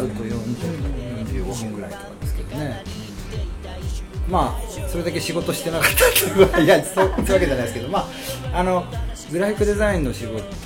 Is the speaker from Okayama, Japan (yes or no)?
yes; Okayama, Japan; moved away as an adult; also born or lived in Tokyo; 生まれはあの岡山市の国富あのね三沢山のふもと、